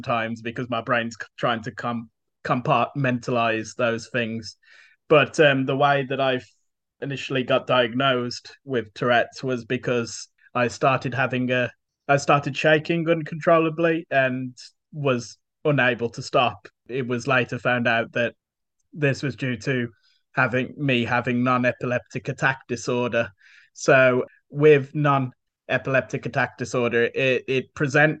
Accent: Tipton, West Midlands, United Kingdom; also born or lived in Luton / Wolverhampton; My family moved to Tipton when I was just a baby, so I was at Tipton growing up

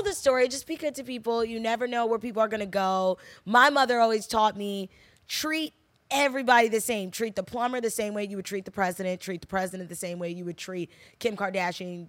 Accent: New Jersey, United States; I'm from New Jersey

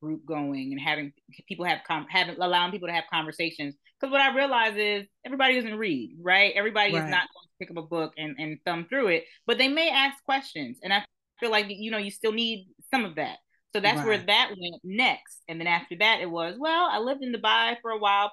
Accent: New Jersey, United States; also born or lived in Trinidad (family); now in Atlanta, United States; I'm originally from New Jersey, family's from Trinidad, but I actually live in Atlanta now

